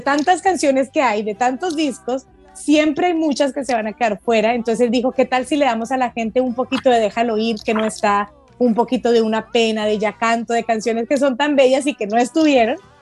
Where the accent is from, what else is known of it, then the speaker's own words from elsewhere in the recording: Colombia; que no tenemos en Colombia